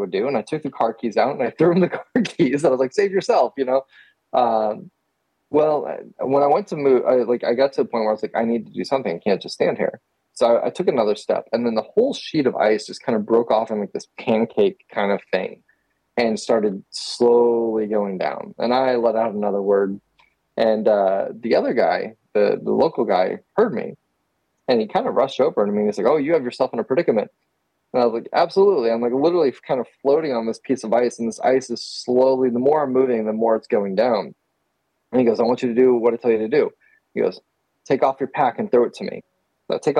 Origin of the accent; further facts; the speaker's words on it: Texas, United States; I'm from Texas